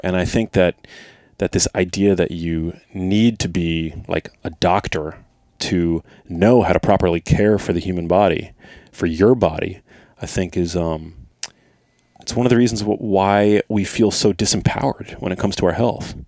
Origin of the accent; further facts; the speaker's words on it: New York City, New York, United States; I grew up in New York City